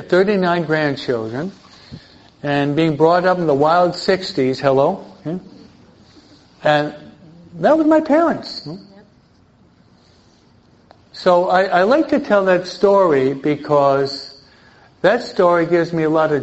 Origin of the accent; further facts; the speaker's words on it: East Coast, United States; now in California, United States; I'm from the East Coast